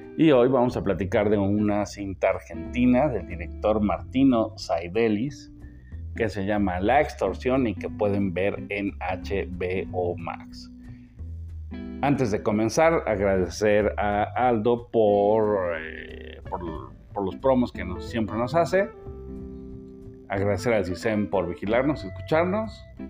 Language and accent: Spanish; Mexico; yo como mexicano